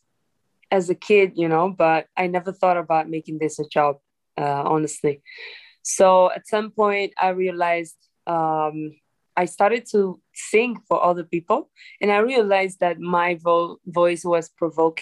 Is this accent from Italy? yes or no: yes; Italy; moved away; also born or lived in Dominican Republic; I'm from Dominican Republic, and I've been raised in Italy. I grew up there